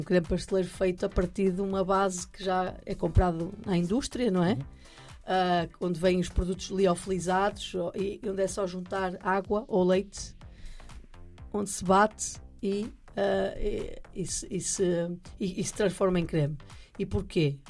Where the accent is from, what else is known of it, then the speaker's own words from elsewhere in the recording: near Santo Tirso, Norte, Portugal; muito perto da terra onde eu nasci